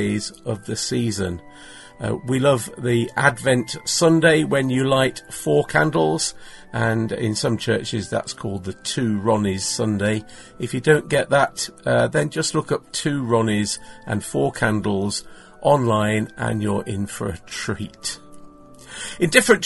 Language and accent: English; England, United Kingdom; also born or lived in Manchester, North West England; I'm from England.